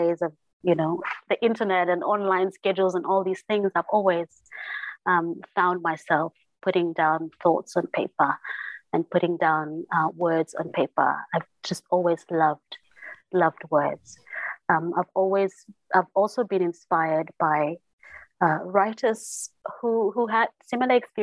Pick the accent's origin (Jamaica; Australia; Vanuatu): Vanuatu; Santo Island, Sanma; when we were growing up on Santo Island